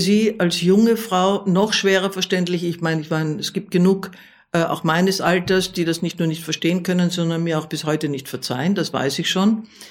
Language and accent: German; Vienna, Austria; jetzt spreche ich als Wienerin